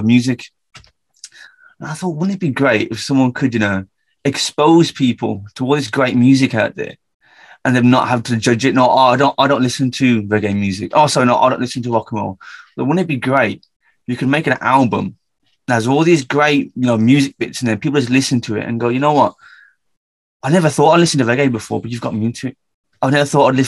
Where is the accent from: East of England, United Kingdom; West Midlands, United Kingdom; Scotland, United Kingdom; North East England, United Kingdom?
West Midlands, United Kingdom; Birmingham; as you can tell from my accent, I'm from the UK, a very specific part of the UK called Birmingham